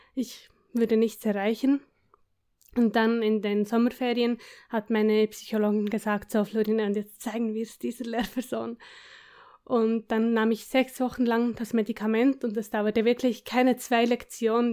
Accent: between Bern and Biel, Switzerland; Ich komme, wie man hört, aus der Schweiz. Aus der Schweiz, ja.

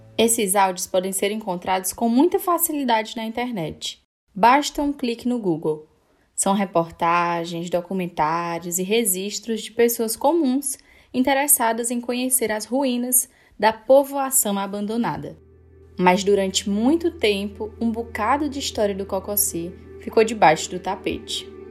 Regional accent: Tauá, Ceará, Brazil; Saindo de Tauá, onde nasci

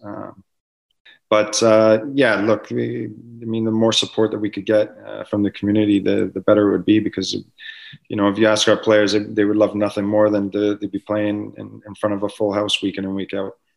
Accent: Canada; as a Canadian footballer

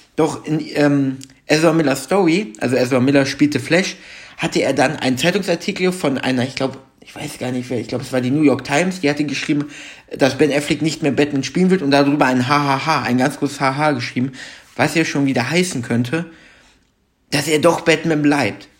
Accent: Germany; bei uns in Deutschland

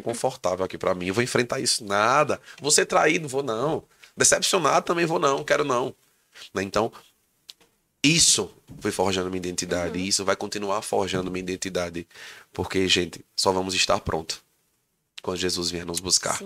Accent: Santa Cruz do Capibaribe, Pernambuco, Brazil; moved away as an adult; now in Caruaru, Brazil; eu sou daqui de Santa Cruz do Capibaribe

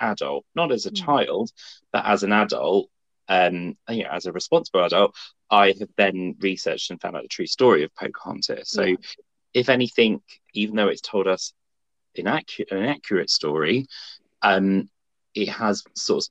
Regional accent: United Kingdom; in the UK, we don't learn about American history

